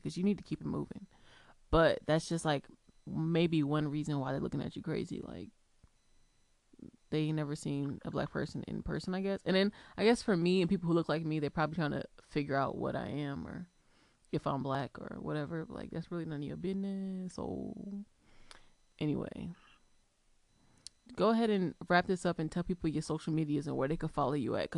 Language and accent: English; Georgia, United States; moved away as an adult; now in Massachusetts, United States; I came from Georgia